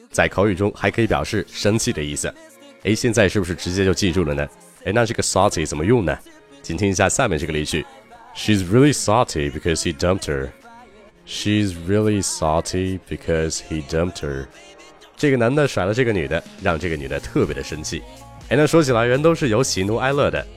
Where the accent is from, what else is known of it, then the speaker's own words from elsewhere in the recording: northern China, China; 作为一个北方人